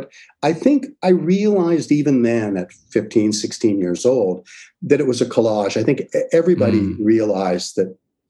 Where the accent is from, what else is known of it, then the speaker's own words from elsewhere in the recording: Niagara-on-the-Lake, Ontario, Canada; born there; also born or lived in St. Catharines / London / Vineland; Now people would commute, but I was born in Niagara-on-the-Lake. We lived in St. Catharines, lived in Niagara Falls